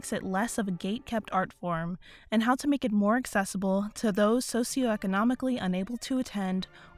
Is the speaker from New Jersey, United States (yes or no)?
no; Los Angeles, California, United States; I'm from Los Angeles, California.